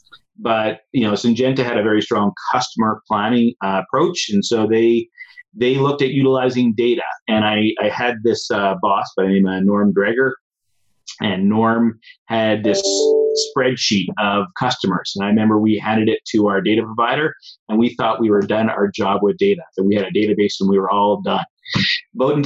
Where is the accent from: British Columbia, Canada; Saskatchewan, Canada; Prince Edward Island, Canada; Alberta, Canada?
Alberta, Canada; Foremost; also born or lived in Guelph, Ontario; I grew up in Foremost, Alberta, rented farmland when I was 19